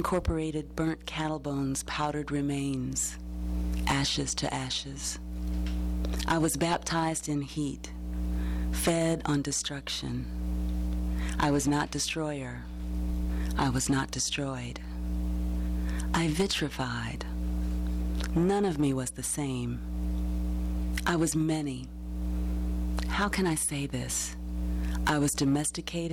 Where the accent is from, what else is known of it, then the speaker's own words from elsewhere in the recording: Nashville, Tennessee, United States; this is where I'm from, in more ways than one. A background in music. Music City, USA